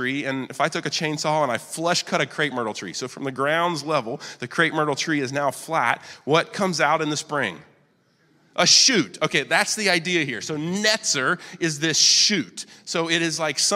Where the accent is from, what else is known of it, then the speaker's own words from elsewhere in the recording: Wilmington, United States; also born or lived in Boston, Massachusetts; I've lived here, I'm 42, and I've lived here 41 years